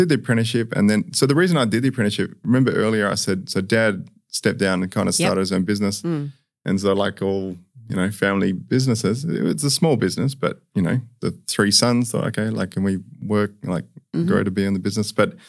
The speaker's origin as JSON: {"language": "English", "town": "Perth", "region": "Western Australia", "country": "Australia", "tie": "born or raised there", "also_born_or_lived": "Sydney", "said": "I was born in Sydney, but we moved here when I was three, so I very much from Perth."}